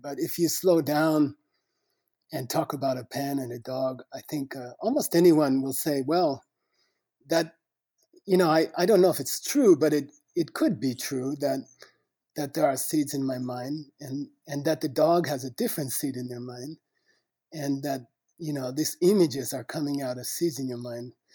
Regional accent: United States; I was born in the United States, uh, not not a very rich family in a small small city

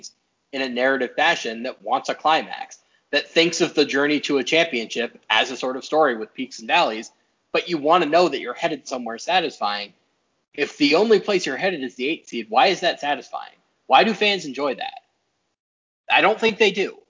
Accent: New York, United States; I grew up in New York

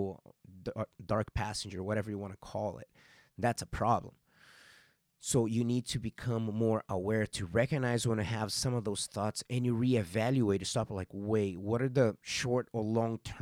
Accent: Arizona, United States; I am also from Arizona

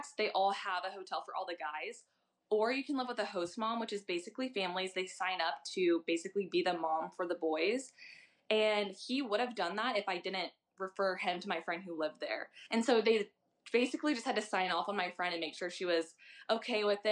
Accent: St. Louis, Missouri, United States; I'm from St. Louis

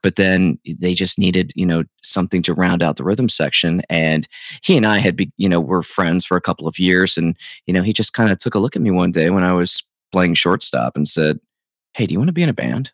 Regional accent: South Central Pennsylvania, United States; where I grew up in South Central Pennsylvania

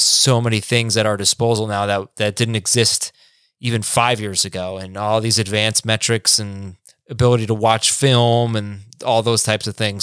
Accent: South Florida, United States; also born or lived in New York; I grew up in South Florida

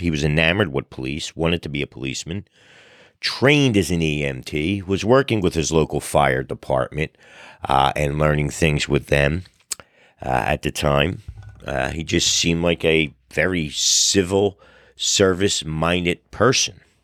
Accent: New Jersey, United States; also born or lived in South Philadelphia, Pennsylvania; we settled in Philadelphia, outgrew the row home, moved to South Jersey where I grew up

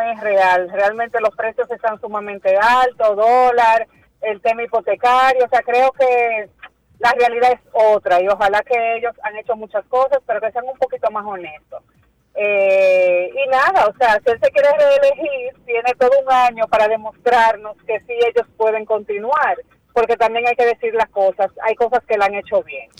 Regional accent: Dominican Republic; nuestra realidad como dominicanos

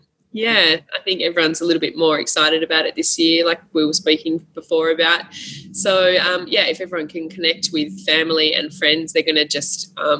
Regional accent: Adelaide, South Australia, Australia; moved away as an adult; now in Sydney, Australia; I'm from Adelaide originally, so I moved to Sydney about 6.5 years ago.

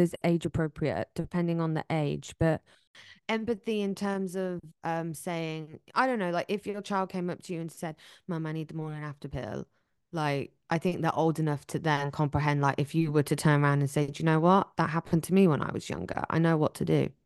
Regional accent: England, United Kingdom; moved away

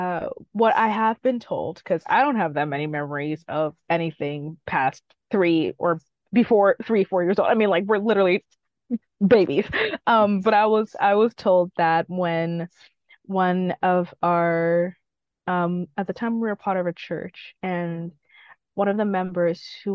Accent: Guelph, Ontario, Canada; also born or lived in Huntsville, Ontario; the next town that I ended up growing up in, which is Guelph. So I was born in Huntsville and then moved to Guelph when I was like around close to 5, 6

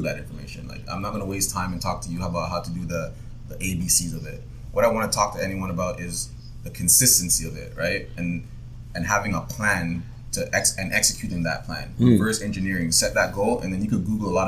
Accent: Jamaica; now in Canada; I was born in Jamaica

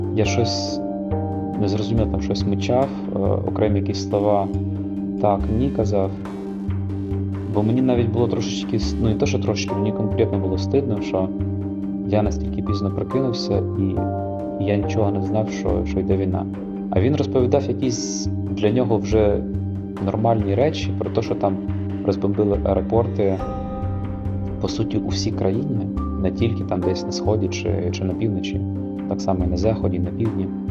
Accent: Donetsk, Donetsk Oblast, Ukraine; moved away as an adult; now in Brussels, Belgium; я з Донецька але вже майже 8 років живу в Брюсселі.

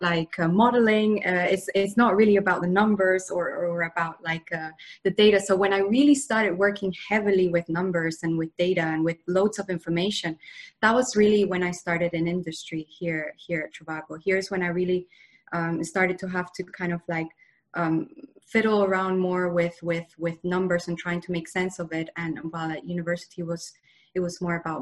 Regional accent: Spain; moved away as an adult; also born or lived in Bath, United Kingdom; I come from Spain originally, and I moved to the UK to study at university.

